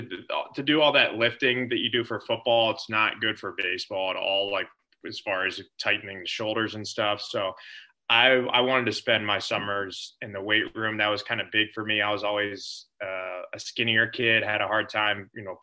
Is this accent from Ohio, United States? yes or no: yes; Mason, Ohio, United States; also born or lived in Elon, North Carolina; I grew up in Mason, Ohio. It's a suburb about 25, 30 minutes right outside of downtown Cincinnati